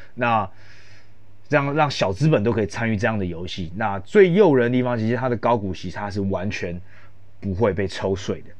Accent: Taiwan; 像我们台湾人

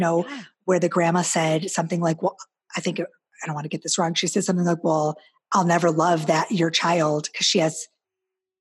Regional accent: Midwest, United States; I'm Midwestern

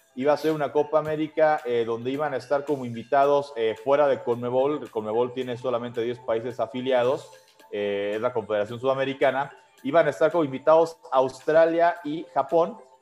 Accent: Mexico; uno como aficionado mexicano

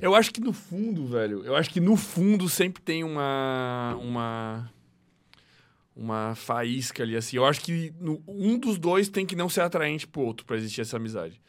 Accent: Chapecó, Santa Catarina, Brazil; now in Florianópolis, Brazil; eu nasci em Chapecó, né, velho? Chapecó é interior de Santa Catarina

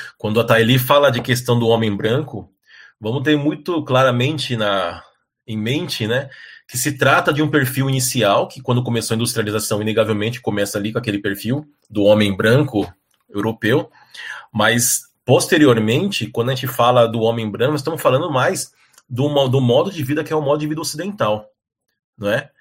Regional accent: São Paulo, Brazil; eu cresci em São Paulo

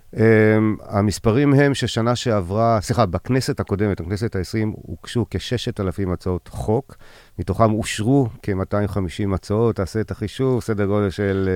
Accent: Ein HaShlosha, Southern District, Israel; now in Tel Aviv, Israel; אני נולדתי בקיבוץ עין השלושה

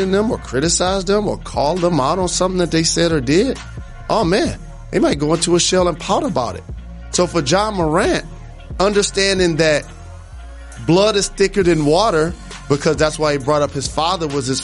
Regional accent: Detroit, Michigan, United States; in Detroit, I grew up on Puritan and Appaline

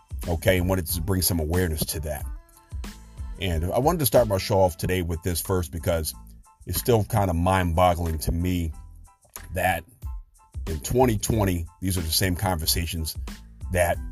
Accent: Chicago, Illinois, United States; the Chicago Bears, my hometown team

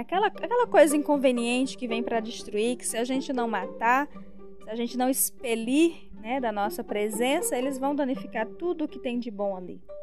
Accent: interior of Ceará, Brazil; moved away; porque eu sou nordestina. Nasci no interior do Ceará

